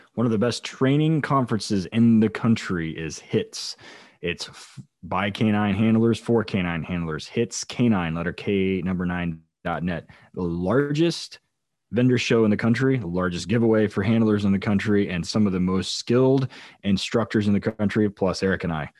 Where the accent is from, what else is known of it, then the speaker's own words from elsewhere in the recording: United States; as an American